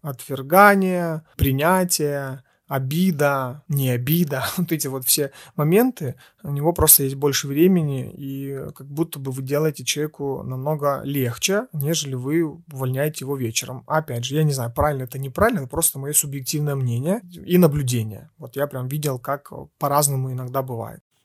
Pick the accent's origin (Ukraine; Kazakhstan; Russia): Ukraine; мы из Украины